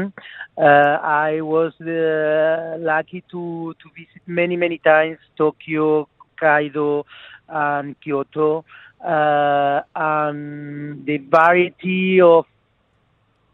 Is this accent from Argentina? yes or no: yes; Argentina; now in France; I'm from Argentina with Italian roots, but my own restaurant is in France